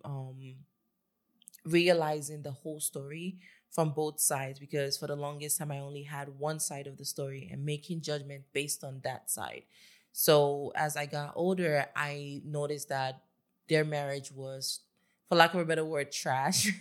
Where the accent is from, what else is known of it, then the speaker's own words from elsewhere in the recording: Lagos, Nigeria; I grew up in Lagos with my family